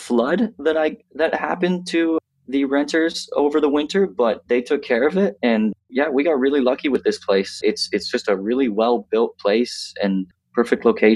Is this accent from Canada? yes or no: yes; 20 minutes outside of Lindsay, Ontario, Canada; also born or lived in Toronto, Canada; I grew up 20 minutes outside of Lindsay, Ontario